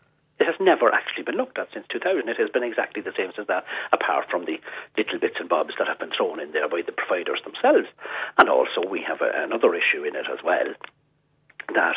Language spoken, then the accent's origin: English; County Cavan, Ireland; my mother is from County Donegal now, so I'm from Cavan